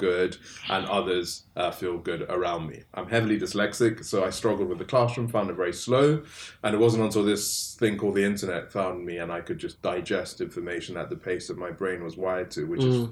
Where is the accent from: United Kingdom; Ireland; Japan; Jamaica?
United Kingdom; England; also born or lived in Nigeria; all of us were sent to school in England at a really young age